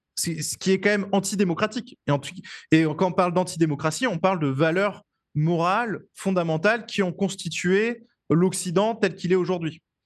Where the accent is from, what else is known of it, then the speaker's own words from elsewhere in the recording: France; je suis français